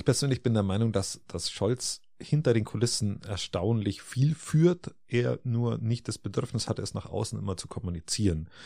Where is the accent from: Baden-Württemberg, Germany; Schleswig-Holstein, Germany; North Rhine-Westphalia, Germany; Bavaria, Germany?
Bavaria, Germany; bei uns in Bayern